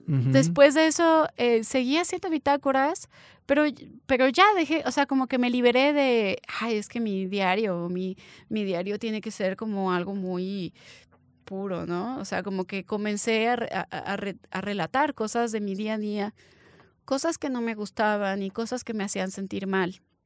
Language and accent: Spanish; Mexico